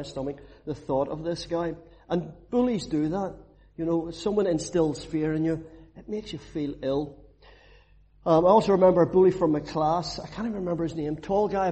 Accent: Belfast, Northern Ireland, United Kingdom; where I grew up in Belfast. It was a rough place

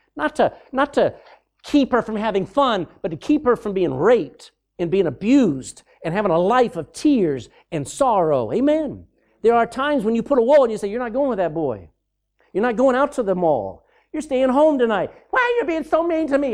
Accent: Austin, Texas, United States; I was born in Austin, Texas

